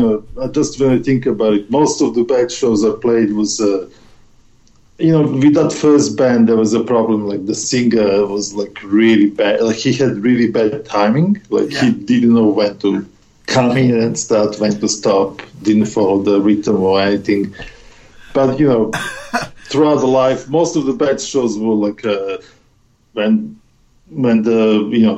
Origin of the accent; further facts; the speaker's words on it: Serbia; moved away; in my hometown